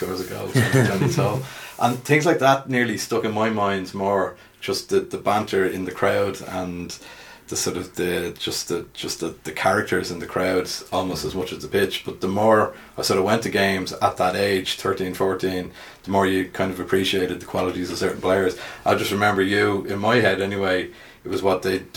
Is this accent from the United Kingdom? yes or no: no; Dublin, Leinster, Ireland; also born or lived in Dún Laoghaire; I'm from Glasnevin originally, moved over to Dunleary when I was about 11